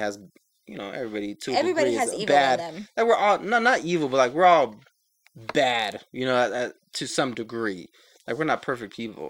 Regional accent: Denver, Colorado, United States; I grew up in Denver, and Halloween was usually cold as fuck.

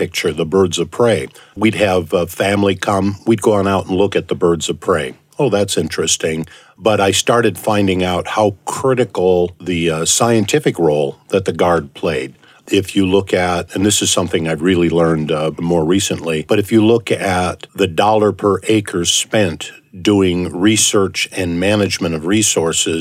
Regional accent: Minnesota, United States; moved away as an adult; also born or lived in Arizona; now in Idaho, United States; originally from Minnesota. I've been here for almost 40 years

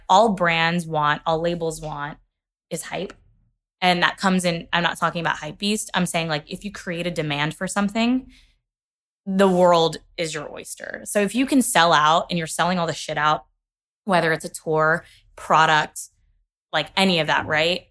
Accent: Kentucky, United States; I'm from Kentucky as well

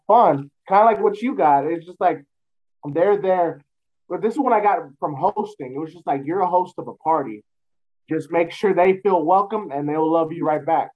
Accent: San Antonio, Texas, United States; born and raised in San Antonio

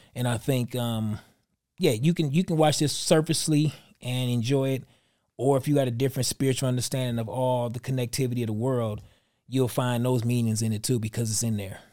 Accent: Detroit, Michigan, United States; moved away; Detroit's my hometown

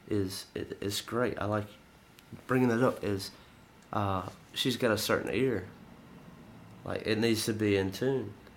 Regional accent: the South, United States; we're from the South

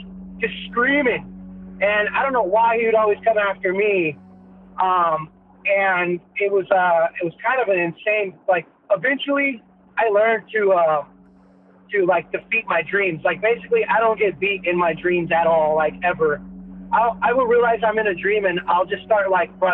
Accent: San Diego, California, United States; from San Diego, right here in California

